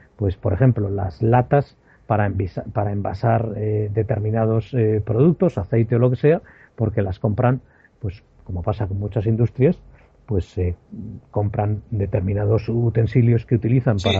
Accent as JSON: {"language": "Spanish", "region": "Aragon", "country": "Spain", "moved": "yes", "lives_now": "England", "said": "yo siendo aragonés"}